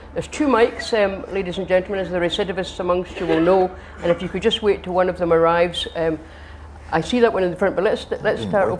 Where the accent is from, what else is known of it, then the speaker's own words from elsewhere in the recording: Scotland, United Kingdom; I'm in no position to claim the moral high ground as a Scottish football fan